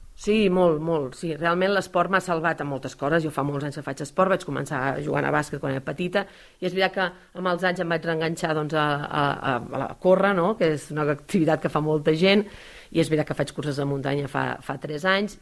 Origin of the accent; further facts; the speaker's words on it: Caldes d'Estrac, Catalonia, Spain; vaig néixer a Caldes d'Estrac, és el poble més petit de la comarca, a la vora del mar, és el lloc on visc, on he crescut